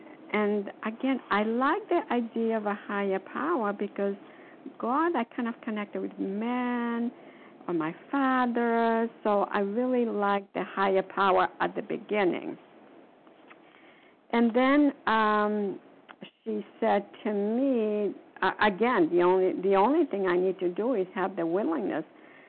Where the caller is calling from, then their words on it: Florida, United States; calling from Foxborough, from Massachusetts. No, I'm calling from Florida.